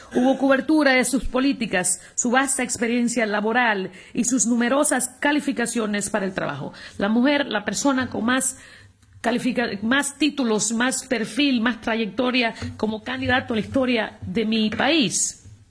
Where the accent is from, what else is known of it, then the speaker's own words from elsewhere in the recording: United States; now in Spain; en mi país